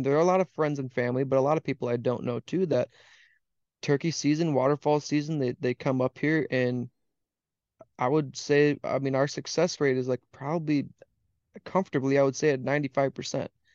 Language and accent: English; Wisconsin, United States; I came back to my home state, which is Wisconsin